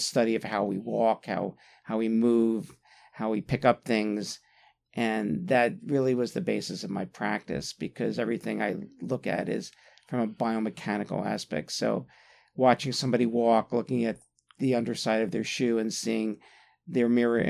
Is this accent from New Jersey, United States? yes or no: yes; Atlantic City, New Jersey, United States; moved away as an adult; also born or lived in Arizona / San Francisco / Philadelphia; I was born and raised in Atlantic City, New Jersey.